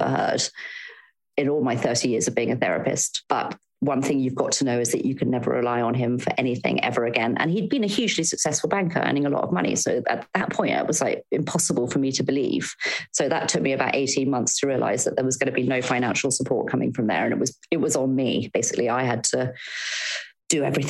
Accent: Devon, South West England, United Kingdom; moved away as an adult; also born or lived in London; I'm from Devon originally. And my goodness, if you'd told my 18-year-old self that my 40-year-old self would be living back in Devon

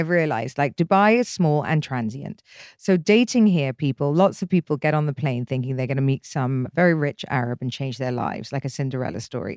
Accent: England, United Kingdom; moved away as an adult; growing up in England

